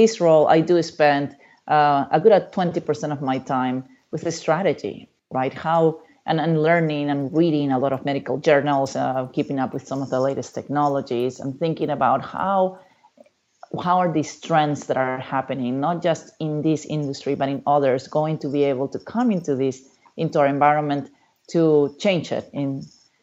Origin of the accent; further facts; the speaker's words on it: Peru; also born or lived in Memphis, Tennessee, United States; now in United States; I grew up in Peru, in South America. I came to the United States